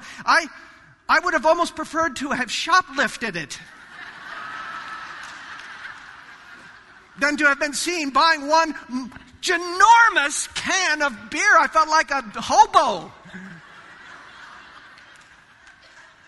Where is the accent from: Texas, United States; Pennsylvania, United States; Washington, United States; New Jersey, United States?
Washington, United States; Yakima; I grew up in Westminster Presbyterian Church in Yakima, Washington. And I was there for about 15 years of my life.